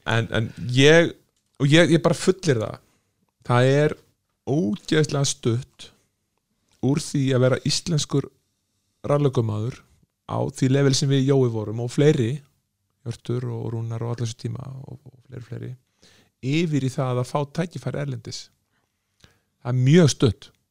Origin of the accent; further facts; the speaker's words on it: Iceland; þegar ég var að vinna í Östjó að ég er frá Íslandi